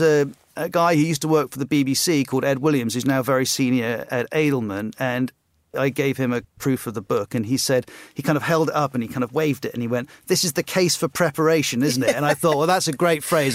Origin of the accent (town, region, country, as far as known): West Cornwall, South West England, United Kingdom; born or raised there; moved away; also born or lived in South Africa / Bahamas / Trinidad and Tobago